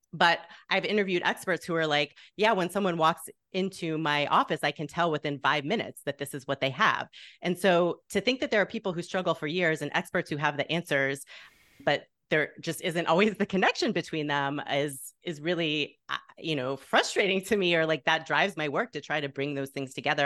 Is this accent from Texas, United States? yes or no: yes; Plano, Texas, United States; moved away as an adult; also born or lived in Waco, Texas / Evanston, Illinois; now in Chicago, United States; my hometown newspaper, the Plano Star Courier